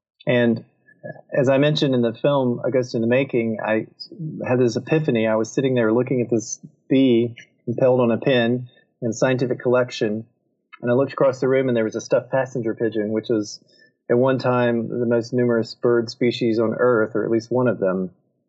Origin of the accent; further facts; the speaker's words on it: South Carolina, United States; I'm originally from South Carolina